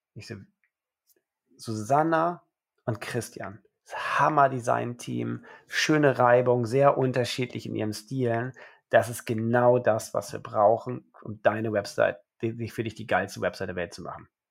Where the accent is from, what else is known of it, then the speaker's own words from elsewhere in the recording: Germany; also born or lived in Rome, Italy; Geboren in Rom, meine Mama ist Römerin und mein Vater ist Österreicher und er hatte nichts Besseres zu tun, als mich direkt in Rom zum Österreicher zu machen. Aber dann verschleppt er mich nach drei Wochen direkt nach Deutschland, wo ich mein Leben seitdem verbringe